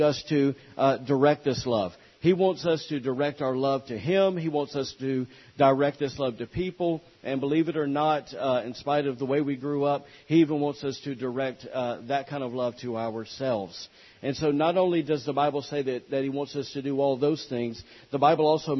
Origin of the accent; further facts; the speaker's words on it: the South, United States; I'm from the South